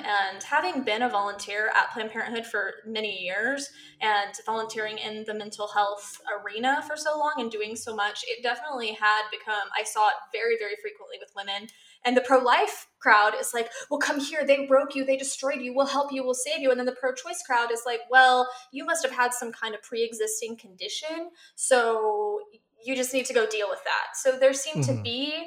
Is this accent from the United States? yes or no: yes; Missouri, United States; I grew up in Bible Belt, Missouri.